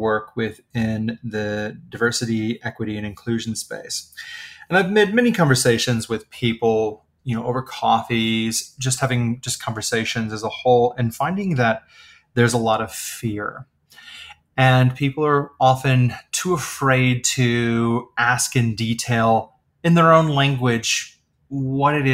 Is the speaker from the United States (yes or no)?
yes; the Midwest of the United States, United States; I was born and raised in the Midwest of the United States